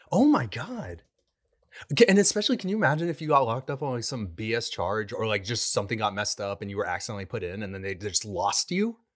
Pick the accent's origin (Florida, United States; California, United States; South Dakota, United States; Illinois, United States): California, United States; Southern; now in Oklahoma, United States; I came from Southern California